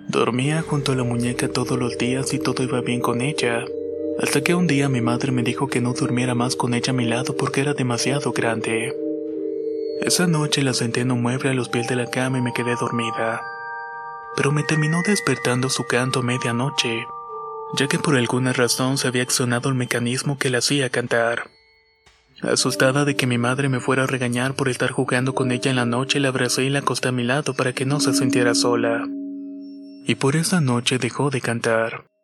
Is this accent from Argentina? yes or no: no; Chile; Soy de Chile, tengo 26 años y vivo actualmente en la región de Coquimbo.